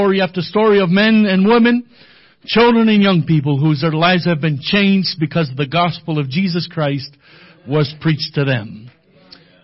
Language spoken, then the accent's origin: English; New Hampshire, United States; moved away as an adult; also born or lived in Louisiana; now in Bolivia; I was born and raised in New Hampshire